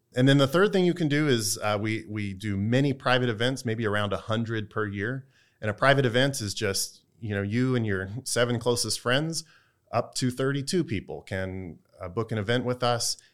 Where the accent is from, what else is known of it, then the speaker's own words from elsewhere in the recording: Texas, United States; now in Durham, United States; I'm from Texas